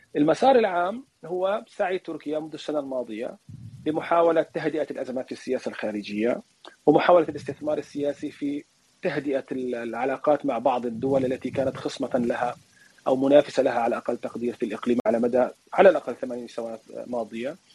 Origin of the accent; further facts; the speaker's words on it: Palestine; now in Turkey; انا لا اتحدث بها كفلسطيني